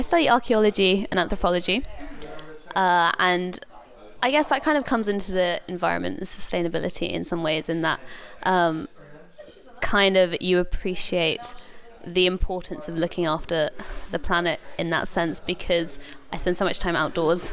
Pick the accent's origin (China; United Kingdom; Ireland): United Kingdom; London; moved away as an adult; now in Oxford, United Kingdom; I grew up in London